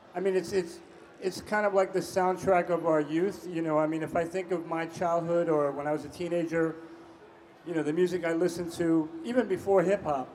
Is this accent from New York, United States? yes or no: yes; New York, United States; Growing up in New York, uh, was a high school student